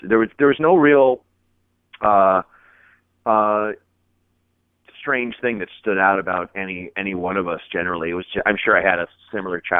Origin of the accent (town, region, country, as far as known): Portland, Oregon, United States; born or raised there